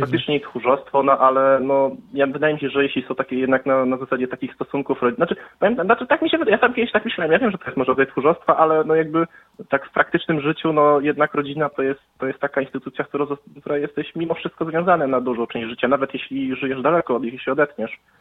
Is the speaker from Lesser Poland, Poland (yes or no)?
no; Lublin, Lublin Voivodeship, Poland; ja też jestem z Lublina